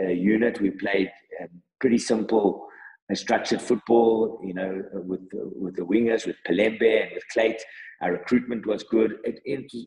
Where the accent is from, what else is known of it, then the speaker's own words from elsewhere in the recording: South Africa; as a South African football loving person and a football administrator in the game